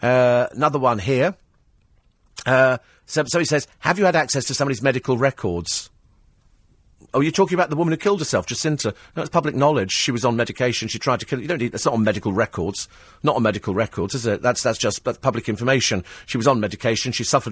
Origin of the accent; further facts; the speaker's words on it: United Kingdom; a time to be proud of being British, something that perhaps we don't do as often as we should